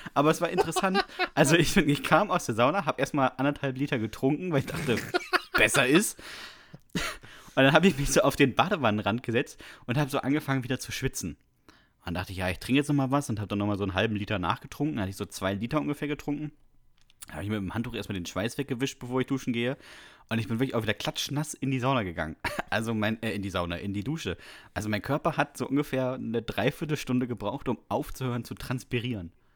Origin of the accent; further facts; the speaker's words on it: Bremen, Germany; Ich bin in Bremen zur Schule gegangen, da gab es in der dritten Klasse keine Noten